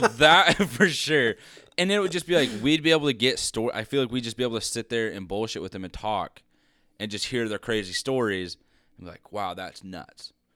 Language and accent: English; Liberal, Kansas, United States; growing up in Liberal